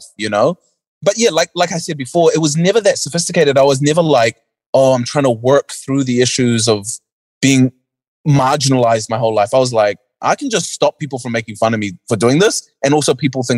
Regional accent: Auckland, New Zealand; also born or lived in North Shore, Auckland; born and raised in New Zealand, early parts of my life was in West Auckland

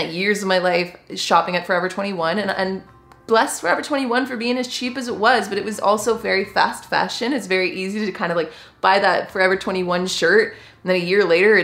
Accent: Canada; I am just a Canadian gal

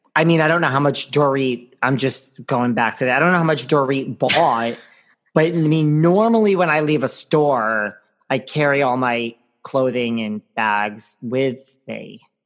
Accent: Connecticut, United States; accent: New York; also born or lived in New York City; I grew up between the city and Connecticut

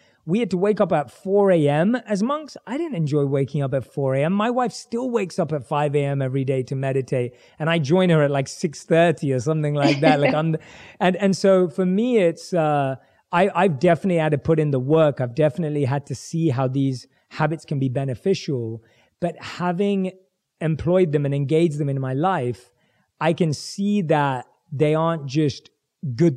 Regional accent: London, United Kingdom; born and raised in London

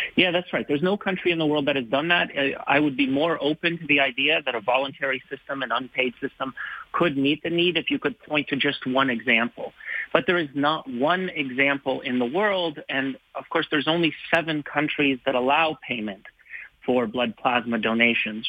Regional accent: Canada; now in West Virginia, United States; I'm calling you from West Virginia, but I am right. Canadian.

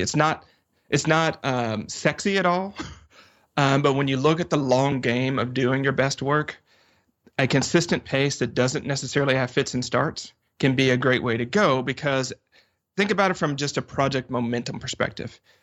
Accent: the South, United States; I'm from the South

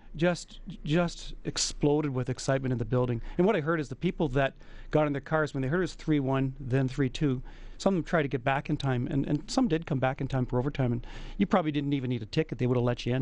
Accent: Edmonton, Alberta, Canada; I'm from Edmonton

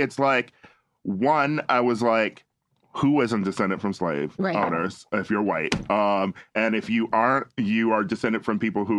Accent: Wisconsin, United States; I am from Wisconsin.

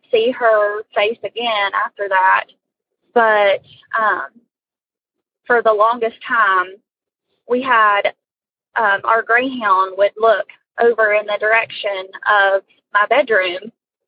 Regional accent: West Virginia, United States; I'm from West Virginia

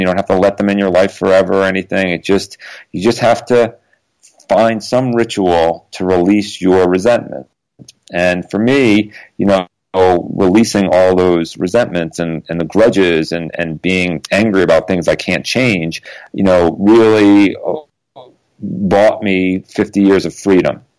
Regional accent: Connecticut, United States; now in Los Angeles, United States; I grew up in Connecticut

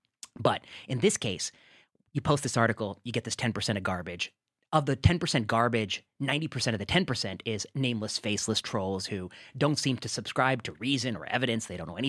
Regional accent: Midwest, United States; As a nerdy Indian kid growing up in the Midwest, I had never been perceived as dangerous.

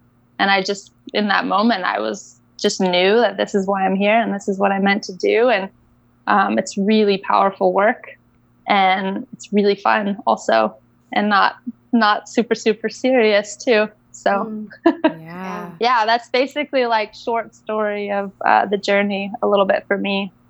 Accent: Bali, Indonesia; And I grew up in Bali. I grew up in Indonesia.

